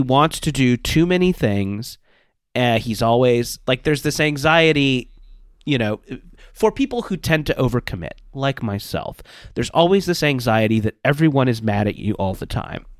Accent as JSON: {"language": "English", "area": "Orange County", "region": "California", "country": "United States", "tie": "born or raised there", "said": "I grew up in Orange County, California."}